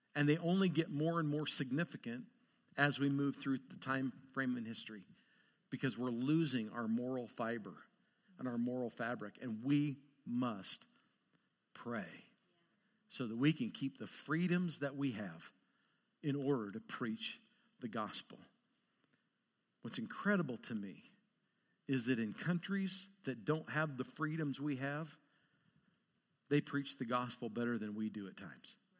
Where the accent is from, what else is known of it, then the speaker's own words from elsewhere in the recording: Lewiston, Idaho, United States; also born or lived in Montana; now in Great Falls, Montana, United States; I was born and raised in Lewiston, Idaho. I'm a spud.